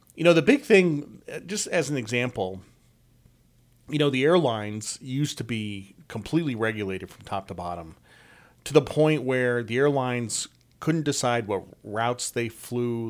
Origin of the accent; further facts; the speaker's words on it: Norwich, Connecticut, United States; I grew up in Norwich, Connecticut